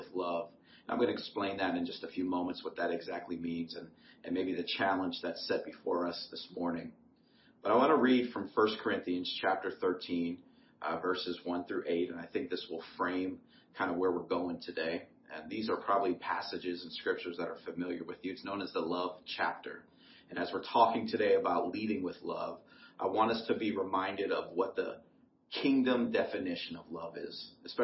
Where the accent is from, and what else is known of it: Ohio, United States; born or raised there